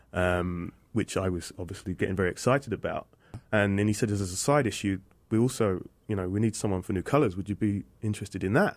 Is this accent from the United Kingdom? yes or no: yes; Aldershot, South East England, United Kingdom; accent: British; people know London more than Aldershot, which is an army town, and it's about 20 miles away